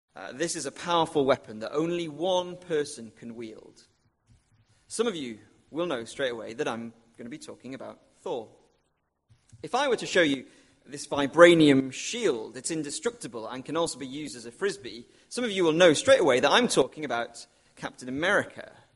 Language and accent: English; Wrexham, Wales, United Kingdom; moved away; when I used to live with my parents, um, it was in North Wales, and I used to sometimes go and watch my hometown football club, um, Wrexham